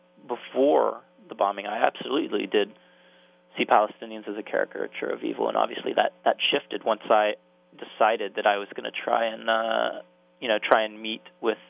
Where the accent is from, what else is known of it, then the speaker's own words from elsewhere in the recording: United States; also born or lived in Jerusalem; as an American Jew growing up